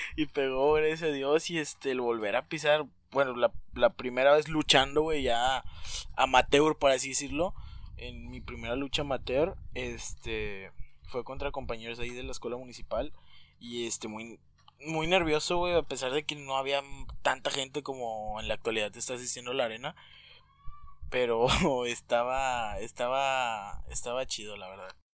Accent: Mexico; somos mexicanos y a todos nos gusta la lucha libre, ¿no? La lucha libre es, como cultura aquí en nuestro México.

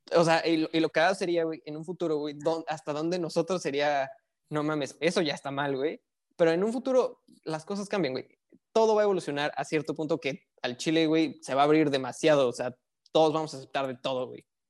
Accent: Mexico City, Mexico; now in northern Mexico; yo soy de la Ciudad de México

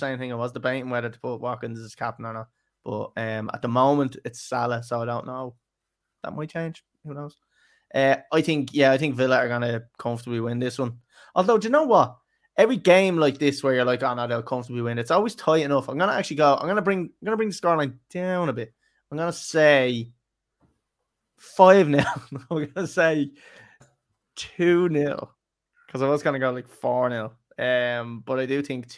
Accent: Ireland; We're Irish

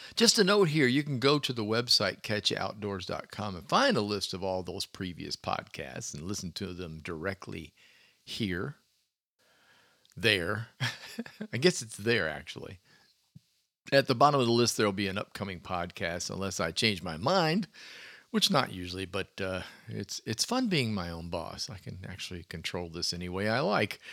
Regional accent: Clearwater, Florida, United States; growing up in Clearwater o, on a beach

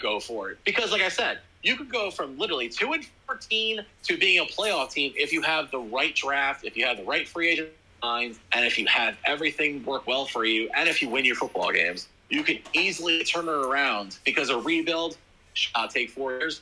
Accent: Jersey Shore, New Jersey, United States; I grew up in that area

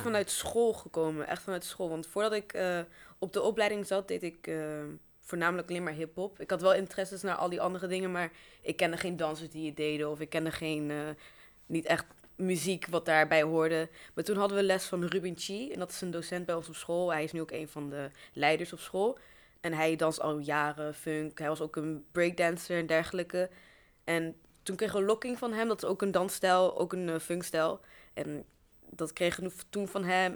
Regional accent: Arnhem, Gelderland, Netherlands; Ik woon in Arnhem, ben hier ook eh, geboren, al mijn hele leven

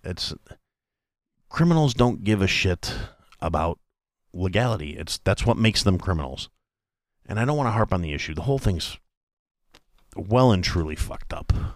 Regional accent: United States

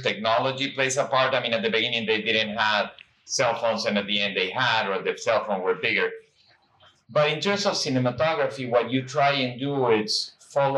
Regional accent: Peru; moved away as an adult; I grew up in South America in Peru

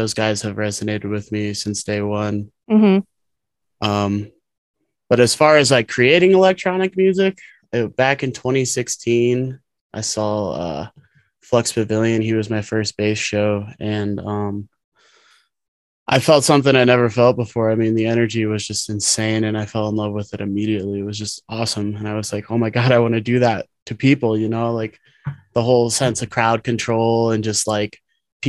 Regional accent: Omaha, Nebraska, United States; moved away as an adult; now in Colorado, United States; I'm actually originally from Omaha, Nebraska. I moved to Colorado in 2017 to pursue a career in music.

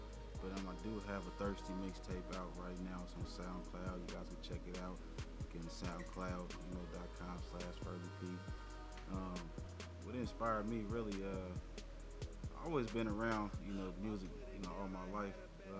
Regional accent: Richmond, California, United States; also born or lived in Vallejo, California; I'm originally from Richmond, California.

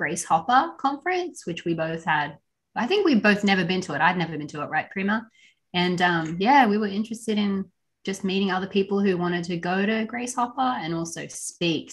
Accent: Australia; now in United States; we're actually both from Australia

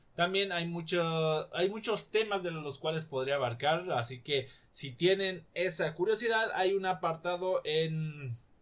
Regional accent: Mexico; desde mi perspectiva como mexicano

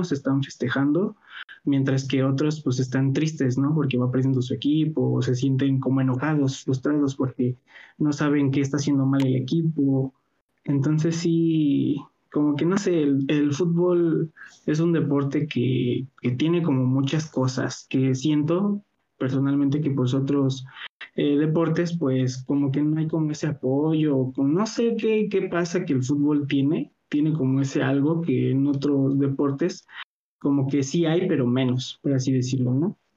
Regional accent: Mexico; Este, y, y sí, sí, pues sí, puro mexicano, qué mano.

